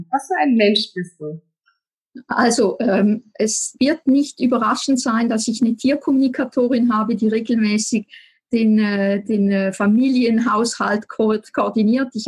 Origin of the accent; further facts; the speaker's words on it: Switzerland; now in Appenzellerland, Switzerland; man hört es ganz sicher, ich komme aus der Schweiz, ich wohne im Appenzellerland.